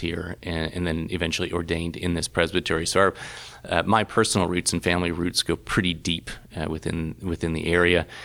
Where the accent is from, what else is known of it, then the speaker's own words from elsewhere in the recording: Chattanooga, Tennessee, United States; moved away as an adult; also born or lived in Louisiana; now in Berlin, Germany; Chattanooga is very much a, a home, uh, to me